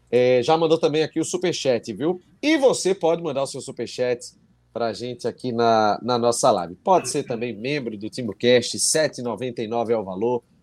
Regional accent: São Paulo, Brazil; sou de São Paulo. Se eu ganhar a camisa, vocês enviam para São Paulo.

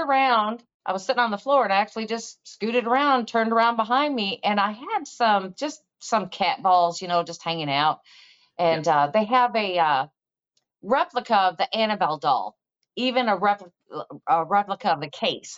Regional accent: Missouri, United States; from Missouri, so you need to show me because I'm from the show me state

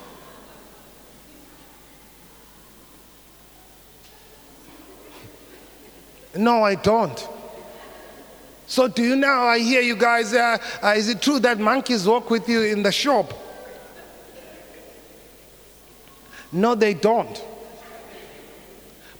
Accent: South Africa

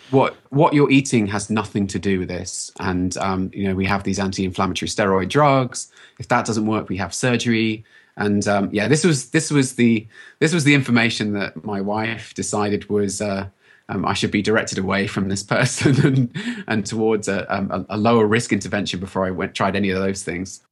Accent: United Kingdom; accent: British; moved away as an adult; now in United States; you can probably tell from my accent that I'm British, and I've only been in the U S about thirteen years

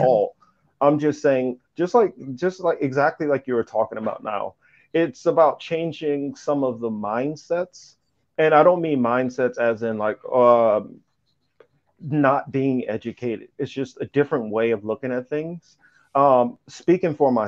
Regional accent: Midwest, United States; where I was growing up in the Midwest

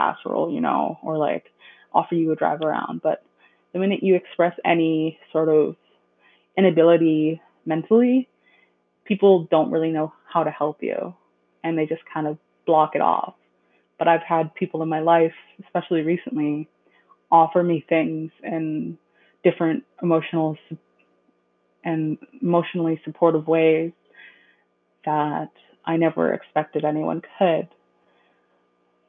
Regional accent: Mississauga, Ontario, Canada; I was born in Mississauga, Ontario

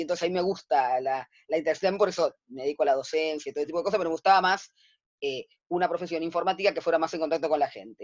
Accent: Buenos Aires, Argentina; yo nací el 31, de, el 31 de diciembre del 65, de 1965, ¿sí? Acá en, la ciudad de Buenos Aires, a pocas cuadras de donde estoy viviendo yo ahora

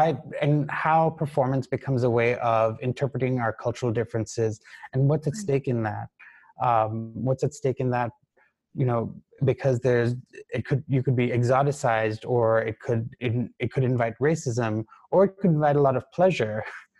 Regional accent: Ghana; but you and I grew up together in Ghana, right?

